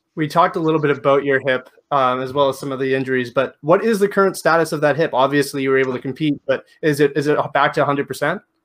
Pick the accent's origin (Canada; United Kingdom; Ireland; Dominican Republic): Canada; I'm from Canada